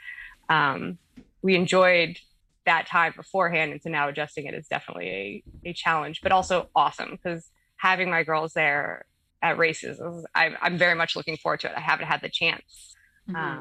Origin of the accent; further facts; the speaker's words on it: Alaska, United States; I'm from Alaska